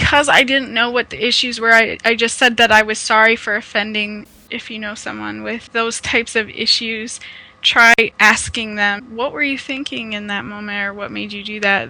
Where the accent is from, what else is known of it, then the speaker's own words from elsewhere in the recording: Omaha, Nebraska, United States; now in Ontario, Canada; I'm originally from Omaha, Nebraska in the United States, but now I am in Ontario, Canada